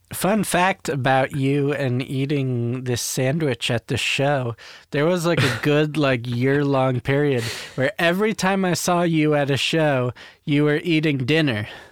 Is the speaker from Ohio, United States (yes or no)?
no; Maryland, United States; I grew up in Maryland, like outside of DC